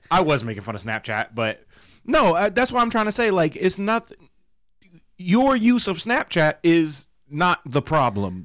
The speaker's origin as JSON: {"language": "English", "region": "the South", "country": "United States", "said": "31 from the South with my voice and accent"}